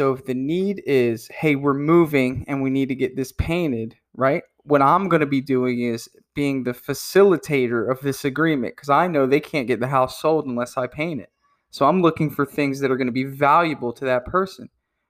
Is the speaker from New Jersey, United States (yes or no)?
yes; New Jersey, United States; I'm not quite from Wisconsin, but I'm from New Jersey and it's a little cold up there.